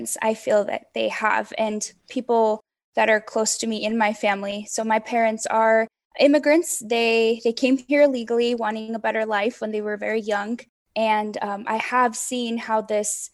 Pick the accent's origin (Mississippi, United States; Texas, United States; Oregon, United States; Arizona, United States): Arizona, United States; Phoenix; I'm from Phoenix, Arizona